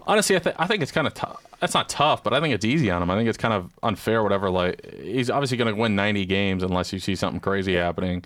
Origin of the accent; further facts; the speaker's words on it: Chicago, Illinois, United States; I'm from Chicago, Chi City. Um, pretty much it, growing up, my dad was a White Sox fan.